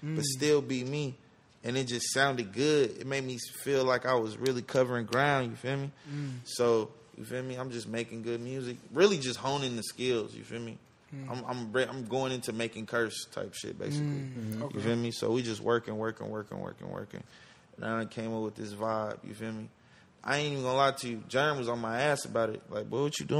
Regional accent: the South, United States; also born or lived in Atlanta, Georgia; now in Los Angeles, United States; I'm from the South

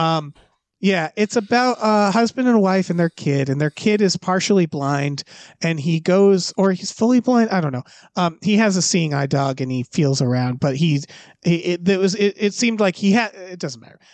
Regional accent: Deerfield Academy area, Massachusetts, United States; moved away; where I'm from. So, like, the whole fucking movie is my, my hometown

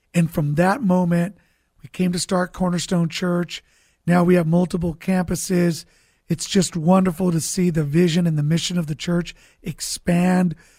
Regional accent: Santa Barbara, California, United States; moved away as an adult; now in San Diego, United States; Originally, I'm from Santa Barbara, California

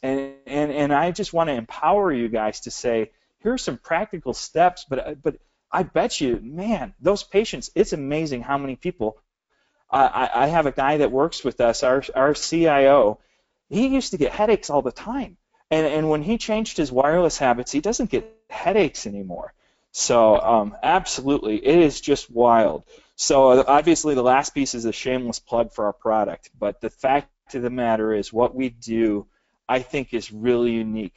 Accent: Michigan, United States; we're from Michigan.

